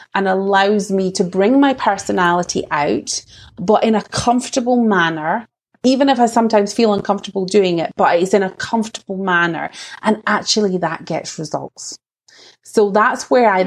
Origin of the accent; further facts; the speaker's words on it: Scottish Borders, Scotland, United Kingdom; accent: Scottish; what you can probably tell from my accent is that I'm Scottish. So I'm actually like in the Scottish borders. And now I'm Scottish born and bred.